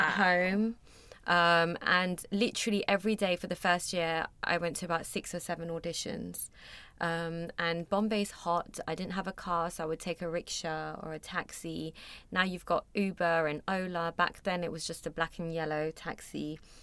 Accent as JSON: {"language": "English", "region": "London", "country": "United Kingdom", "tie": "born or raised there", "also_born_or_lived": "Mumbai, India", "moved": "as an adult", "said": "I was born and raised in London, was in boarding school for a few years when I was younger"}